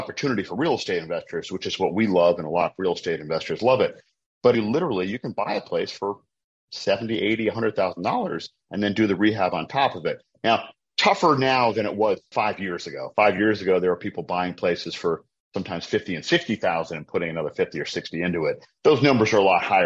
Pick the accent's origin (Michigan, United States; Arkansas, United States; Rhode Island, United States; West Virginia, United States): Rhode Island, United States; Providence; now in Baltimore, United States; I'm originally from Providence, Rhode Island, up in the Northeast in New England